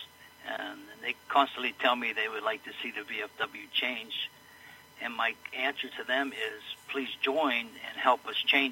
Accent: North Braddock, Pennsylvania, United States; My whole life, was, except for my service, was growing up in North Braddock

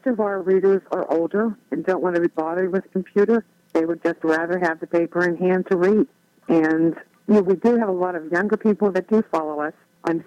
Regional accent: Swissvale, Pennsylvania, United States; also born or lived in Rankin; I grew up in Swissvale, and then we moved to Rankin, and now I'm back in Swissvale

